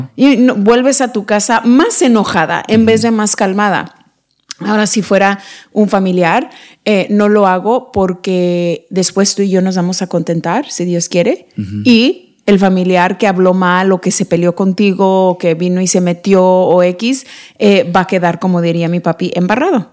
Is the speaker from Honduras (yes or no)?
no; Mexico; somos mexicanos